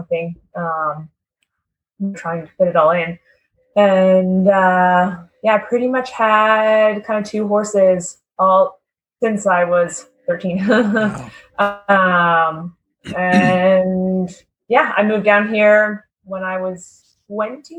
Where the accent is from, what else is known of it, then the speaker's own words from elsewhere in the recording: Merritt, British Columbia, Canada; moved away as an adult; now in United States; my parents used to live, they were both grew up in Vancouver and moved to Merritt, which is a small little